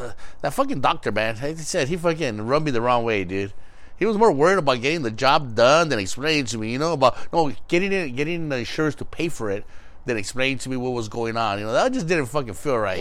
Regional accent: Los Angeles, California, United States; where we grew up in East

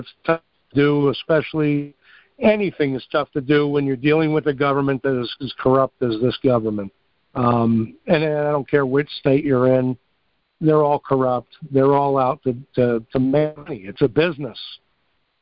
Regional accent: New York, United States; I'm from New York

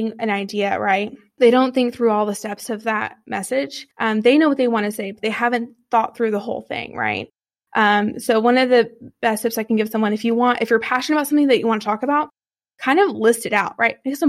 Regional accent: Texas, United States; I'm from Texas

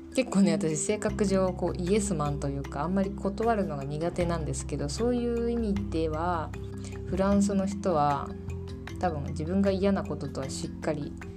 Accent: Fukuoka, Japan; moved away as an adult; also born or lived in Kanagawa; now in Poland; 私はですね福岡県出身で、まあ、福岡県で生まれ育ったっていう形になります

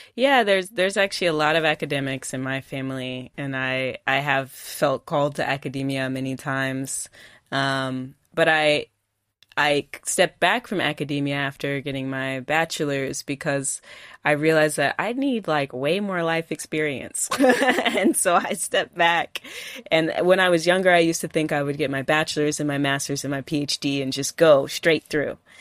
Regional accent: California, United States; now in Detroit, United States; I grew up in California

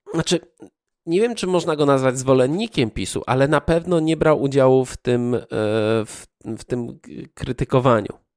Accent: Poland; wychowaliśmy się już w wolnej Polsce

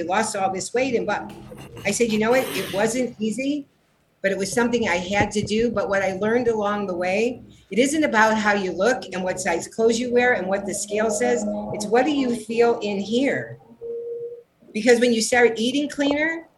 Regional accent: Cleveland, Ohio, United States; moved away as an adult; also born or lived in San Diego, United States; now in Los Angeles, United States; I was born in Cleveland, Ohio

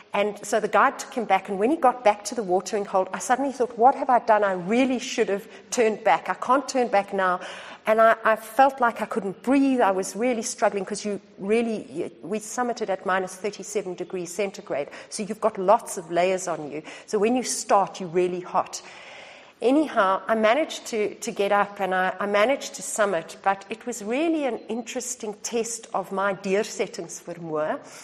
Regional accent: South Africa; moved away as an adult; also born or lived in Australia; the country of my birth

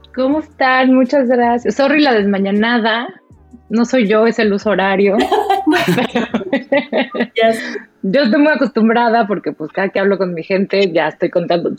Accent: Mexico; moved away as an adult; now in Germany; soy mexicana, eh, viví, nací en México

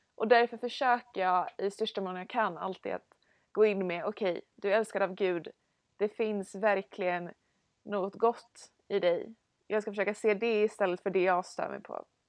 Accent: Stockholm, Stockholm County, Sweden; jag kommer från Stockholm

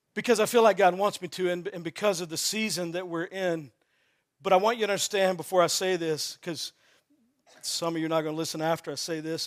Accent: Texas, United States; I grew up in Texas playing football

